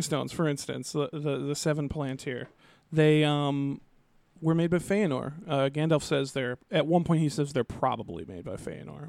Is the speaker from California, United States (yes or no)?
no; Twin Cities, Minnesota, United States; we're from the Twin Cities, which is two separate cities, Minneapolis